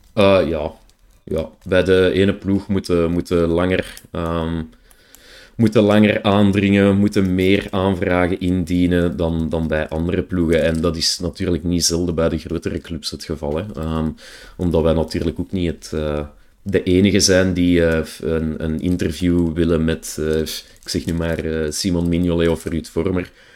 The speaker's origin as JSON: {"language": "Dutch", "town": "Brussels", "region": "Brussels-Capital Region", "country": "Belgium", "accent": "Brussels", "said": "ik heb mijn accent niet mee, ik krijg daar ook geregeld een beetje eh, commentaar op, op mijn, mijn Brusselse air of mijn Brusselse"}